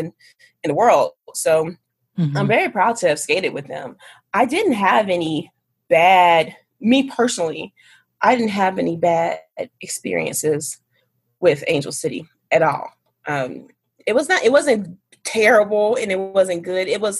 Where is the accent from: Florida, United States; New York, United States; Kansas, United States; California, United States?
California, United States; Inglewood; moved away as an adult; also born or lived in Atlanta; I'm originally from here. Oh. I'm originally from Inglewood